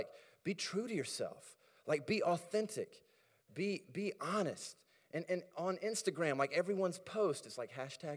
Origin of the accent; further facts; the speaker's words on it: South Carolina, United States; moved away as an adult; now in Minneapolis, United States; I grew up in South Carolina, moved up to Minneapolis in 2003, and so I feel very Minnesotan